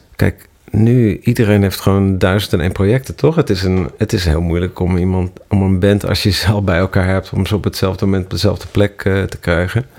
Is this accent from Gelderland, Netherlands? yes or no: yes; Ermelo, Gelderland, Netherlands; moved away as an adult; also born or lived in Amsterdam; In dat dorp waar, waar, waar ik vandaan kwam